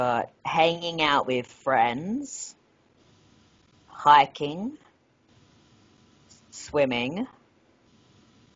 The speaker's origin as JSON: {"language": "English", "country": "Australia", "said": "we're Australian"}